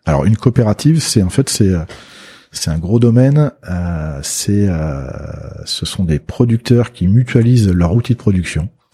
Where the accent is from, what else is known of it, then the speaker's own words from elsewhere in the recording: Loire, France; je suis de la Loire